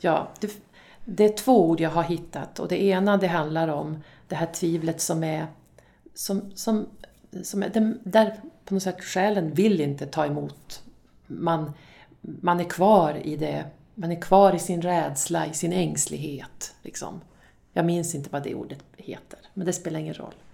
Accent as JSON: {"language": "Swedish", "town": "Dorotea", "region": "Västerbotten County", "country": "Sweden", "said": "Dorotea då, där jag kommer ifrån"}